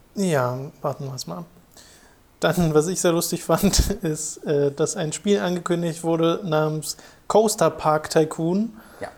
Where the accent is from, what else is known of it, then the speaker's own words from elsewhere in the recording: Germany; bei uns in Deutschland